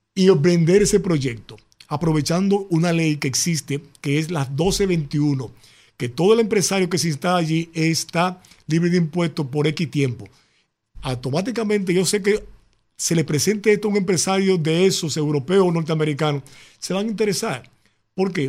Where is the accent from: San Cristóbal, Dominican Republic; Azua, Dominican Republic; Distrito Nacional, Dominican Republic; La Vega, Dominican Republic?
Distrito Nacional, Dominican Republic; Santo Domingo; also born or lived in Independencia Province; la provincia Independencia, es donde yo nací, es donde yo siempre he hecho un trabajo social. Y a pesar de que me crié en Santo Domingo